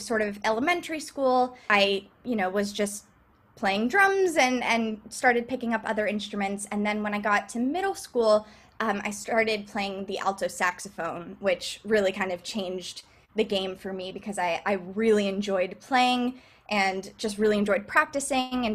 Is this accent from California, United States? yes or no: no; South Florida, United States; moved away as an adult; also born or lived in Boston; now in New York City, United States; I'm originally from South Florida